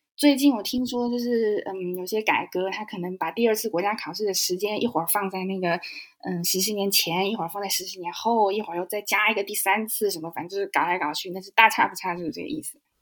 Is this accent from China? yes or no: yes; Nanjing, Jiangsu, China; moved away as an adult; now in Germany; 我是南京人，然后我在，嗯，在国内先学了德语，因为一个机缘巧合在中学有学德语，是第一外语